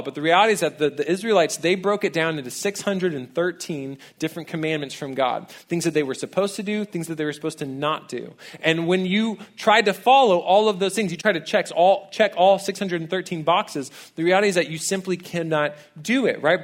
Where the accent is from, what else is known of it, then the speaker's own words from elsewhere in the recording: College Station, Texas, United States; I actually grew up here in town. I'm a townie, I'm from College Station